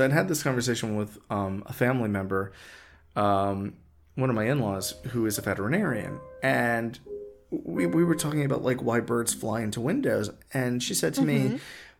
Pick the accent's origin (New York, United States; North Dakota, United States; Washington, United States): New York, United States; moved away; I come from New York